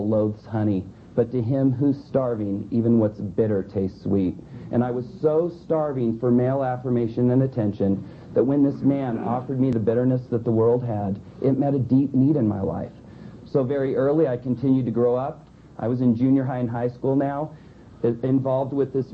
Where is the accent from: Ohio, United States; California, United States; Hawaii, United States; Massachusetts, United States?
California, United States; Southern; I was born in Southern California